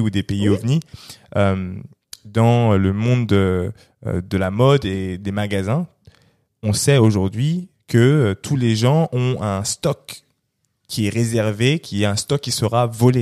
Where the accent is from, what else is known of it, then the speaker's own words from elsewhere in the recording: Cameroon; je suis Camerounais, hein, mhm. je suis Bassa.